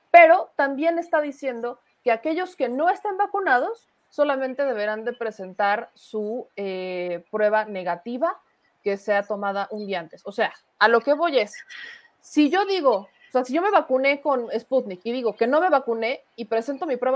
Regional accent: Mexico; Nosotros los mexicanos no dominamos el mundo porque nos falta empuje.

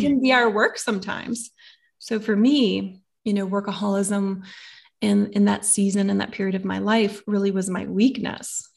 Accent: the Bible Belt, United States; growing up in the Bible Belt here

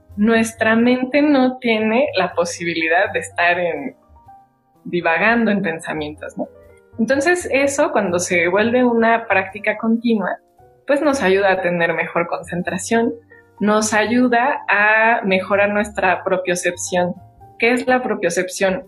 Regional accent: Mexico; como mexicanos

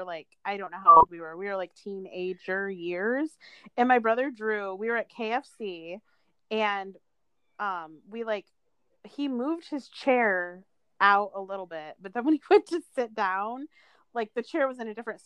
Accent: United States; I'm literally living in the same place where I was born and raised in America.

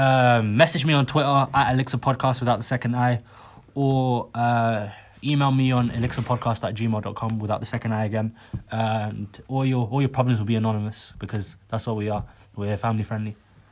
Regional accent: Somaliland, Somalia; No, if anyone asks me where I'm from, I say I'm from Somaliland.

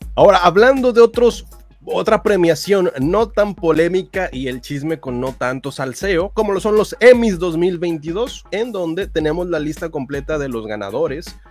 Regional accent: Monterrey, Nuevo León, Mexico

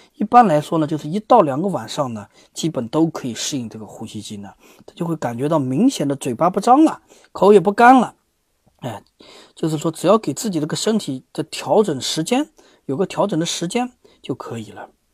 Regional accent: China; 咱们中国

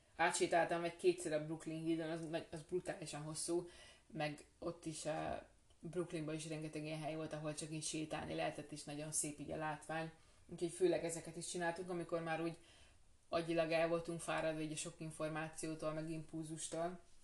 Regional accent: Hungary; magyarok vagyunk

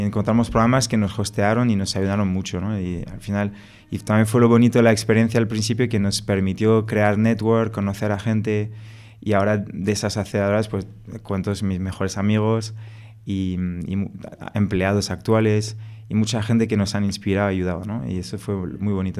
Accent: France; Spanish is a second language; moved away as an adult; now in Spain; Yo soy franco-español, eh, me crié en Francia, por eso me, pegué este acento.

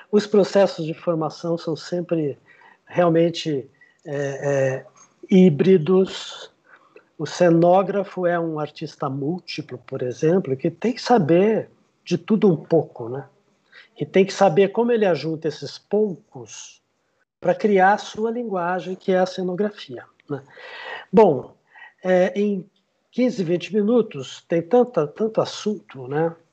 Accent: São José do Rio Preto, São Paulo, Brazil; Eu sou de São José do Rio Preto, comecei lá pelo teatro amador

